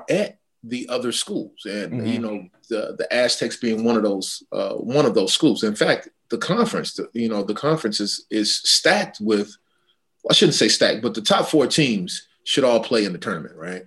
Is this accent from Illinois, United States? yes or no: yes; Chicago, Illinois, United States; now in San Diego, United States; Loyola Chicago today, my hometown. Shout out to my hometown